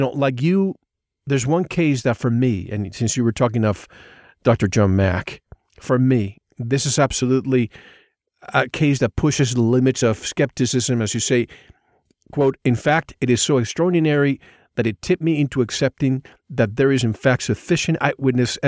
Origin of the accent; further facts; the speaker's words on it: Puerto Rico; moved away; I grew up in the Caribbean